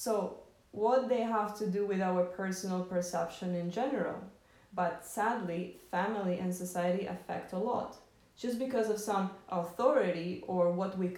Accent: Moscow, Russia; I grew up in Moscow, which already created a certain prism of my perception of the world

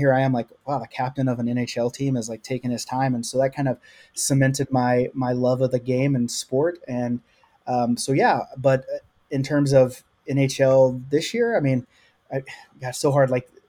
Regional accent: the South, United States; Like, we're from the South.

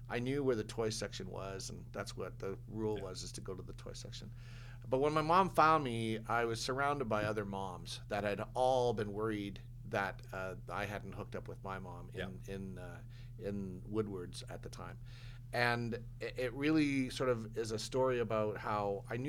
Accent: Edmonton, Alberta, Canada; also born or lived in Calgary; I was born in Calgary and raised in Edmonton.

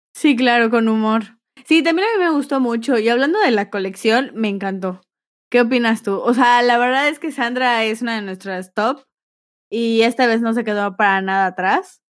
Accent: Yucatán, Mexico; accent: aporreado (Yucatecan); Mi acento aporreado

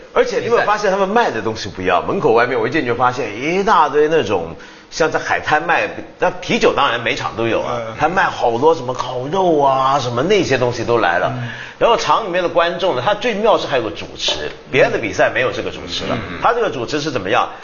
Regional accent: China; 我们中国人又常常说我们太填鸭了

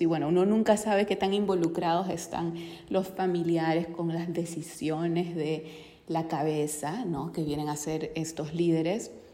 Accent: Peru; yo soy de Perú

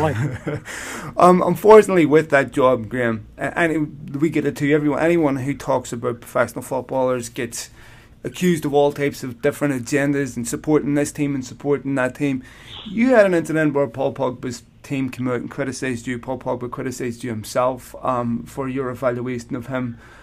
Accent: Belfast, Northern Ireland, United Kingdom; I grew up in Belfast

